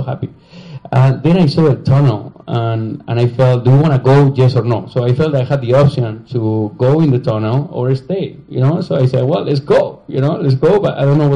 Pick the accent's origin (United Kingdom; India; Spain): Spain; English is a second language; moved away as an adult; also born or lived in Chicago / New York; I'm from Spain